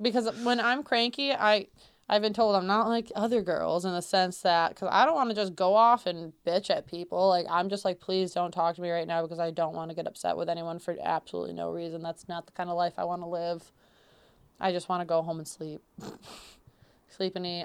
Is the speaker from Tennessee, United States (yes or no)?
no; central New York, United States; I was born and raised in New York. um, central New York specifically for me